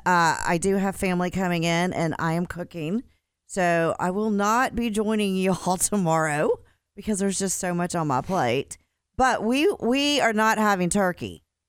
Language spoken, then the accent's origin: English; Dallas, Texas, United States; growing up in Dallas, um, my family would get together